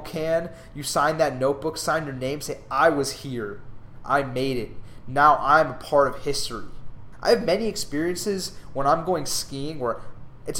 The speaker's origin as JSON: {"language": "English", "region": "Southern California", "country": "United States", "tie": "born or raised there", "moved": "as an adult", "lives_now": "Dallas, United States", "said": "Growing up in Southern California"}